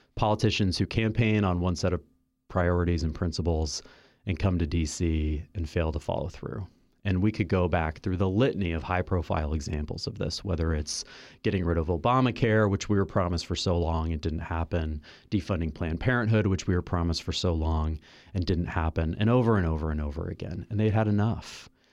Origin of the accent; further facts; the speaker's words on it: Kansas City, United States; moved away; I am from Kansas City